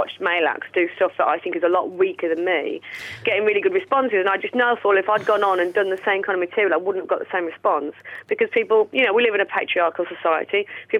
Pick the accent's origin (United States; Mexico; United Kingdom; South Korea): United Kingdom; Willenhall, West Midlands; But I generally just say I'm from Wolverhampton because it's got a Wolverhampton postcode and a Wolverhampton code, even a telephone code, even though it's actually the borough of Walsall.